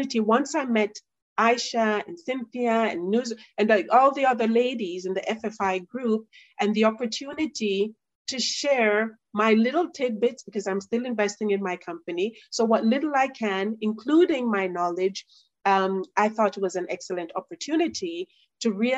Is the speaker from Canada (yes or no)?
no; Jamaica; I'm Jamaican